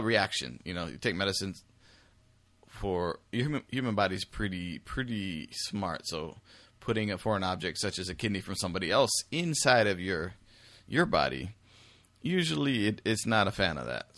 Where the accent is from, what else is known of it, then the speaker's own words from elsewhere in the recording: United States; me as an American